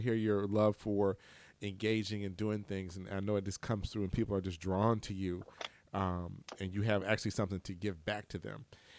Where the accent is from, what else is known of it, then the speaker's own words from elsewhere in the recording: Huntsville, Alabama, United States; I was from Huntsville.